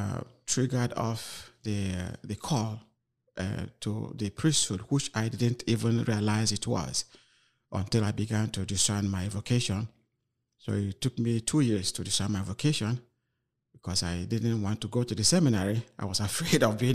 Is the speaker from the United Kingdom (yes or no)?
no; Nigeria; moved away as an adult; now in Freeport, United States; Originally, I am from Nigeria